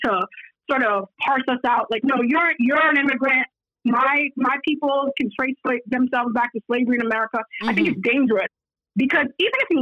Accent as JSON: {"language": "English", "town": "New York City", "region": "New York", "country": "United States", "tie": "born or raised there", "also_born_or_lived": "Guyana", "said": "I came here when I was 9. Grew up in Brooklyn"}